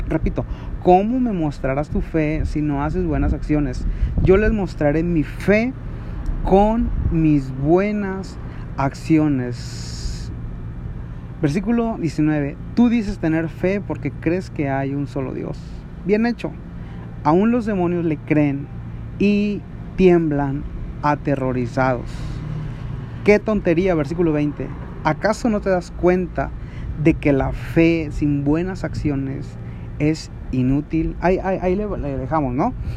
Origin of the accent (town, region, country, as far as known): Mexico